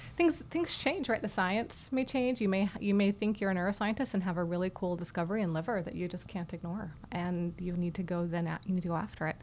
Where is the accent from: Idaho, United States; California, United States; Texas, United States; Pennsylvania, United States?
Idaho, United States; Boise; moved away as an adult; also born or lived in St. Louis, Missouri / Boston, Massachusetts; now in Houston, United States; I grew up in Idaho, actually, in the foothills uh, around Boise